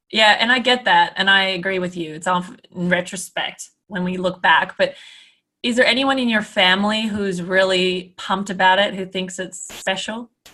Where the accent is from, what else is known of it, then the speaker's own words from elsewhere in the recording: Canada; I'm Canadian.